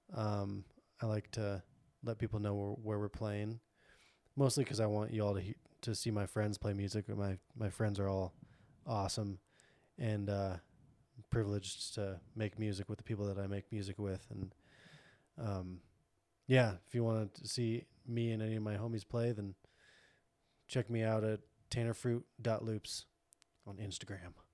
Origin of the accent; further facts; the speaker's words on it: Montana, United States; I'm born and raised in Montana.